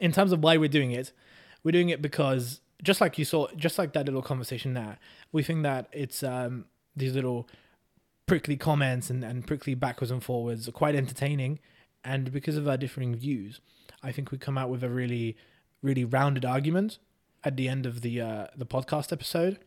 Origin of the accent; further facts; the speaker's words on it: England, United Kingdom; also born or lived in Hungary; I moved to England when I was four